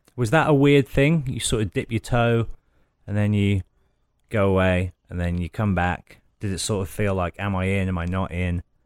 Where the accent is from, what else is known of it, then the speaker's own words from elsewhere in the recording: Midlands, United Kingdom; I come from the Midlands